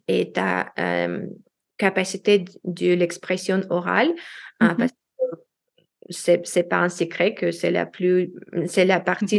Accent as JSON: {"language": "French", "country": "Russia", "also_born_or_lived": "United States / Washington DC, United States", "first_language": "Russian", "second_language": "French", "moved": "as an adult", "lives_now": "Lyon, France", "said": "je suis une expatriée russe-américaine en France maintenant"}